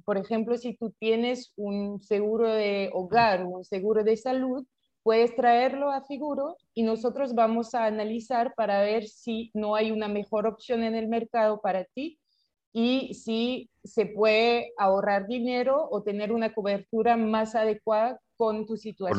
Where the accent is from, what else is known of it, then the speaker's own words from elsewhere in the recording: France; Spanish is a second language; moved away as an adult; also born or lived in Paris / London / Bogotá; yo soy francesa, nací en Francia y hice todos mis estudios en, Francia